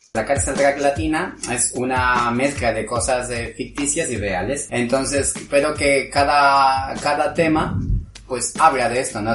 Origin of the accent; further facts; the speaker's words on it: Quito, Pichincha, Ecuador; moved away as an adult; now in Madrid, Spain; Soy de Ecuador, de Quito, de la capital.